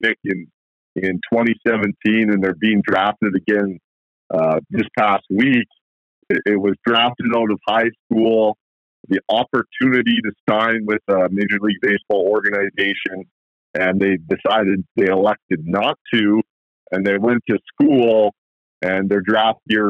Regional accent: Canada; being a Canadian

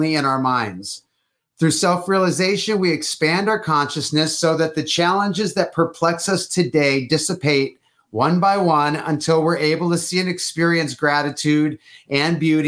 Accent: Detroit, Michigan, United States; I'm from Detroit

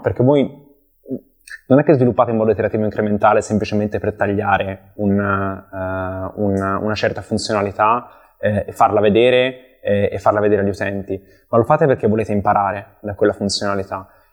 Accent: Empoli, Tuscany, Italy; also born or lived in Milan; sono originario di Empoli, eh, in Toscana, dove cerco ancora di risiedere

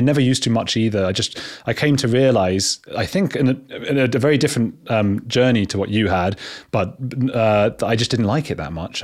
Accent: England, United Kingdom; I'm English

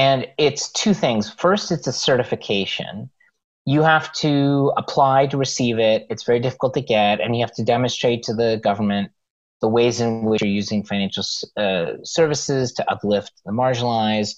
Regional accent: Los Angeles, California, United States; I grew up in Los Angeles

